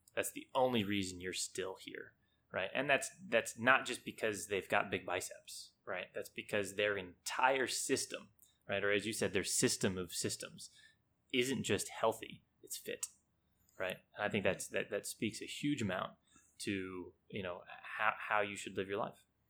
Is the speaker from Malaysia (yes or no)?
no; United States; moved away as an adult; now in Hong Kong; I played, you know, typical little league as any kid does growing up in the States.